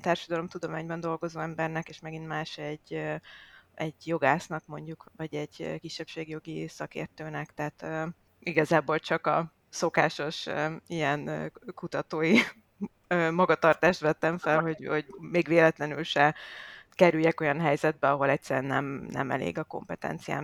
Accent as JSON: {"language": "Hungarian", "country": "Hungary", "also_born_or_lived": "Ukraine", "moved": "yes", "said": "magyar vagyok"}